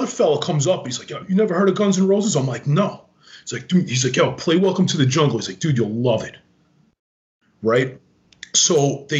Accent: Long Island, New York, United States; I grew up in Long Island

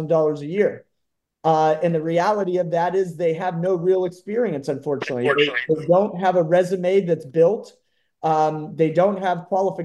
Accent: Howland, Ohio, United States; also born or lived in Cleveland, Ohio; I currently reside in Howland and grew up in Howland, graduated from Howland High School in 2009

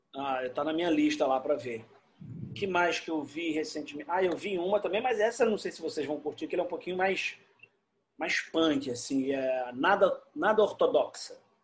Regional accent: Rio de Janeiro, Brazil; Eu sou carioca, eu amo o Rio

